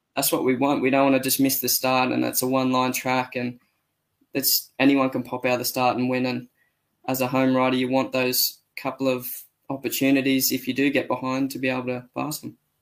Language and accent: English; Australia